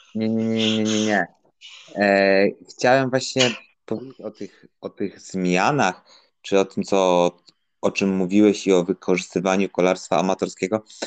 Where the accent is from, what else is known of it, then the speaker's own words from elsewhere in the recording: Łódź Voivodeship, Poland; w województwie łódzkim, skąd pochodzę